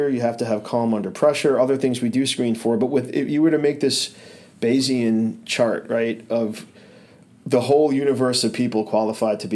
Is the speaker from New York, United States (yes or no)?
yes; New York City, New York, United States; moved away as an adult; now in Burlington, United States; I was always a Brooklyn kid growing up in Brooklyn, living in Brooklyn, traveling to Manhattan for high school